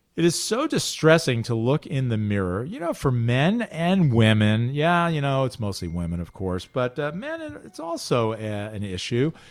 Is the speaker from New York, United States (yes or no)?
yes; Highland Falls, New York, United States; also born or lived in Manhattan, New York; I grew up in Orange County, Highland Falls, New York, and I looked out my back window for seventeen years living at home